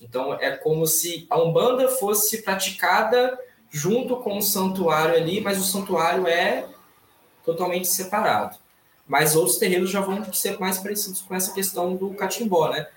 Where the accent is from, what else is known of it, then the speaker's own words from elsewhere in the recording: Itaperuna, Rio de Janeiro, Brazil; eu nasci aqui em Itaperuna, né, interior do estado do Rio de Janeiro